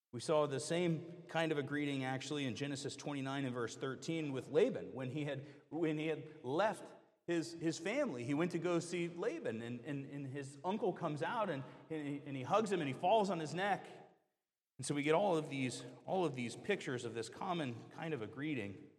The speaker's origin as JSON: {"language": "English", "region": "the South", "country": "United States", "tie": "born or raised there", "moved": "yes", "said": "I grew up in the South"}